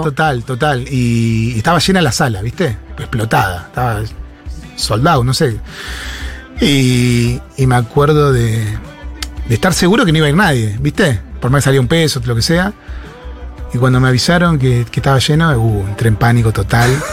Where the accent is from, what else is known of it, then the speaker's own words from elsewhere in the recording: La Plata, Buenos Aires Province, Argentina; somos con Willy de Barrio Jardín, que es en las afueras de La Plata, casi pegado a, Berizo